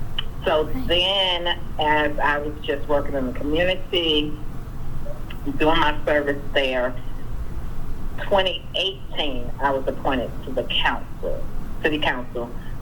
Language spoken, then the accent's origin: English; New York, United States; also born or lived in Pitt County, North Carolina; now in Greenville, United States; And so when we were about, when I was about 15 months old or 18 months, something like that, my parents moved to New York